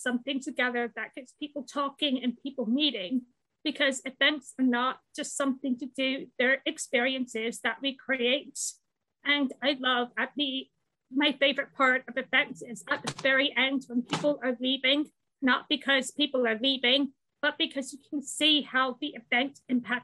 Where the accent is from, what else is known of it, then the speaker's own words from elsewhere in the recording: United States; moved away as an adult; also born or lived in Colorado; now in United Kingdom; I'm an American